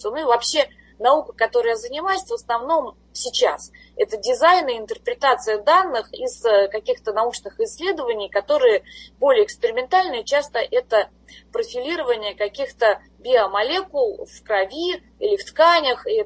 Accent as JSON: {"language": "Russian", "country": "Russia", "moved": "as an adult", "said": "когда я приехала из России сюда, вот как раз на должность профессора, тогда еще ассист профессора, а, я никогда не разрывала так особо связи с Россией"}